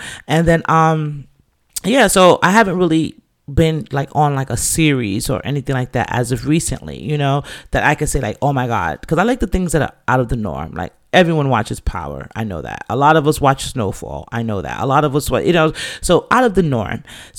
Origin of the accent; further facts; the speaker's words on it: England, United Kingdom; You know, my family's Jamaican, but we're from England.